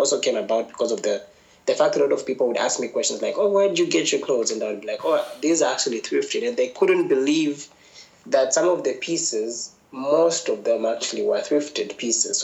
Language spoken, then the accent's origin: English; Lusaka, Lusaka Province, Zambia; growing up in Lusaka, there were very few people who I looked up